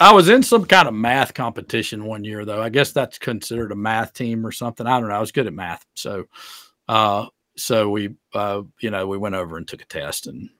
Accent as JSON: {"language": "English", "town": "Greenwood", "region": "South Carolina", "country": "United States", "tie": "born or raised there", "said": "I grew up in Greenwood, South Carolina"}